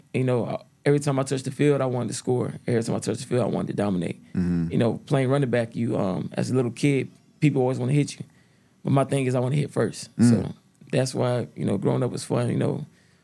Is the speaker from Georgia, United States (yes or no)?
yes; Stone Mountain, Georgia, United States; also born or lived in Decatur, Georgia; Born in Decatur, so you know, so on that side of town, then we moved to close to Stone Mountain, and that's where I played my first year of football